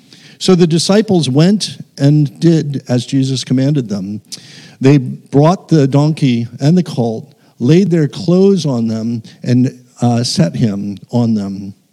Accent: United States; now in Dunedin, New Zealand; And then our youngest son lives with us in Dunedin. People hear my accent and actually think I'm from the South Island, but actually we're Americans.

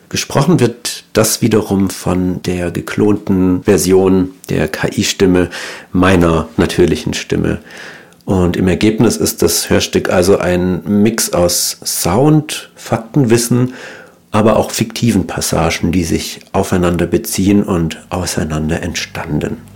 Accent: Baden-Württemberg, Germany; now in Cologne, Germany; Ich bin im Schwaberländle aufgewachsen und lebe seit einigen Jahren nun schon in Köln.

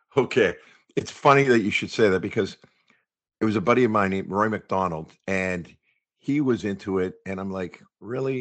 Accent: Toronto, Ontario, Canada; Born and raised in the West End of Toronto, around the Hyde Park area

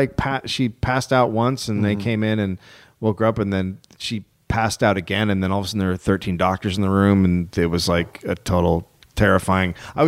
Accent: United States; I'm an American

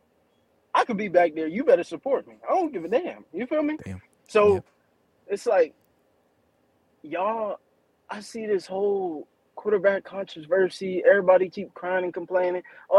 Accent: Long Beach, California, United States; now in Houston, United States; I'm calling from Houston, bro, but I'm from Cali, Long Beach, man.

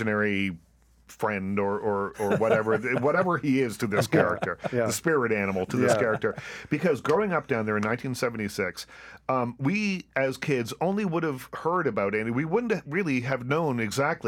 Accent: Liverpool, Nova Scotia, Canada; moved away as an adult; I was just in my hometown, Liverpool, Nova Scotia

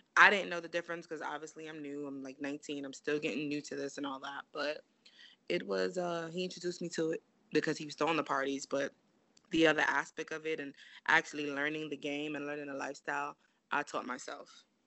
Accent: New York City, New York, United States; I'm from Brooklyn, I'm from Flatbush, and I lived in the area of Church Avenue.

